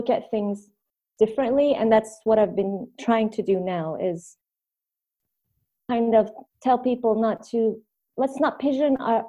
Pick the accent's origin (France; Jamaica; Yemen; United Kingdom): Yemen; Sanaa, Amanat Al Asimah; born there; also born or lived in Tunisia / Egypt / United States; Before that, in Tunis, in Tunisia. Before that, in Yemen. And before that, in Egypt. And before that, in the U.S. So I was born in Sana'a, Yemen.